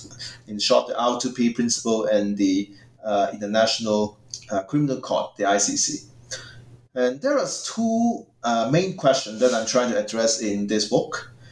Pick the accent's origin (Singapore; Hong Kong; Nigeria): Hong Kong; moved away as an adult; also born or lived in Queensland, Australia; now in Dhaka, Bangladesh; And I was born and raised in Hong Kong originally.